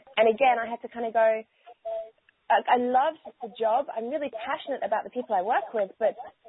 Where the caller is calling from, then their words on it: Brisbane, Queensland, Australia; So I'm calling in from Brisbane, Australia, which is where I call home.